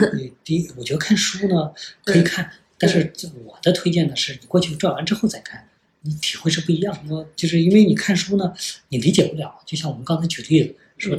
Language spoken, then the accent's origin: Chinese; China; 我们中国人